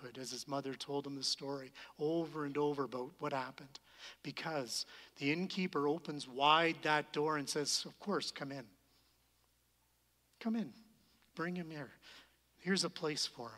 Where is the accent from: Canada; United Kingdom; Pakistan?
Canada; we're Canadian